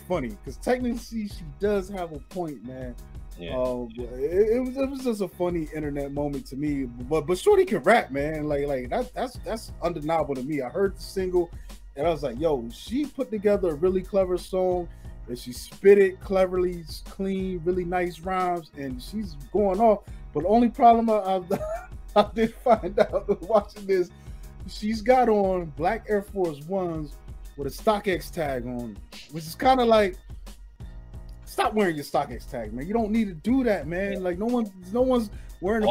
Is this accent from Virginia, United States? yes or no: no; Maryland, United States; I'm from Maryland and they be like Baltimore, and I'm like, nah, I ain't from Baltimore